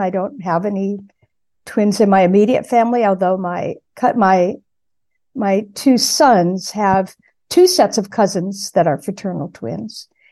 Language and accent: English; San Gabriel Valley, California, United States; also born or lived in Pasadena, California; now in New England, United States; I was born in Pasadena. I grew up in the San Gabriel Valley, uh, to the east of Los Angeles.